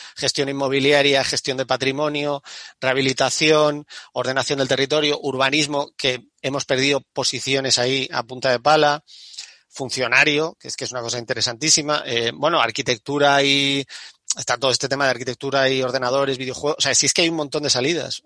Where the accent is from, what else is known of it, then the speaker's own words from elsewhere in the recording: Andalusia, Spain; yo soy, yo soy de Andalucía